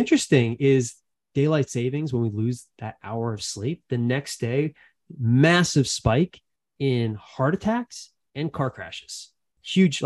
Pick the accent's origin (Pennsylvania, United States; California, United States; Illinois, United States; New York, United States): Pennsylvania, United States; Philadelphia; I grew up in Philadelphia, in the suburbs of Philadelphia